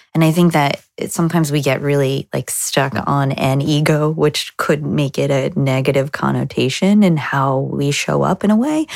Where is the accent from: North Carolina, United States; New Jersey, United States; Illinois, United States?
New Jersey, United States; moved away as an adult; now in Boston, United States; We're not from Boston originally. We're from New Jersey